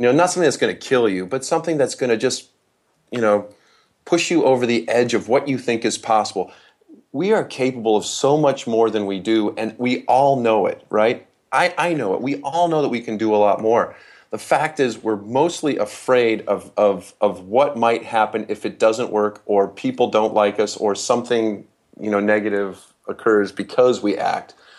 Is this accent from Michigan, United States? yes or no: yes; Holland, Michigan, United States; I was raised in West Michigan